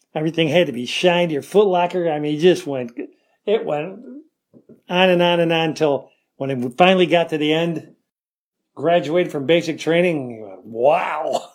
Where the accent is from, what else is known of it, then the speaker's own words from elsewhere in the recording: Rochester, New York, United States; I'm from Rochester, New York